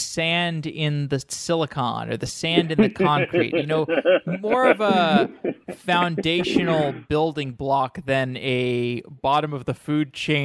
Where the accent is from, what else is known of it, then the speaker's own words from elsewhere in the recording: Austin, Texas, United States; because I'm from Austin originally, so I hope to be there.